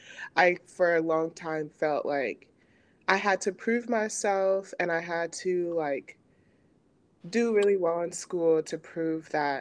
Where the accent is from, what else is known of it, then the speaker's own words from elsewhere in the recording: Central New Jersey, United States; also born or lived in Indiana; I'm from Central New Jersey